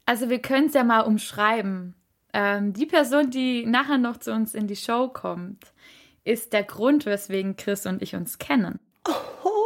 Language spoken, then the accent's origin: German; Reutlingen, Baden-Württemberg, Germany; now in Ludwigsburg, Germany; von meiner Heimatstadt erzählt. Mm, das wunderschöne Reutlingen.